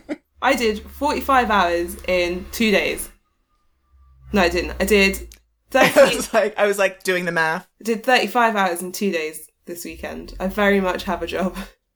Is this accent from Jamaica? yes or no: no; United Kingdom